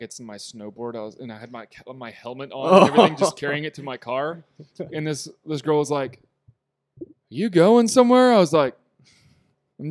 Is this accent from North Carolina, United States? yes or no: yes; Kitty Hawk, North Carolina, United States; also born or lived in Elizabeth City, North Carolina; Kitty Hawk doesn't have a hospital at the time. But that's where my parents were living.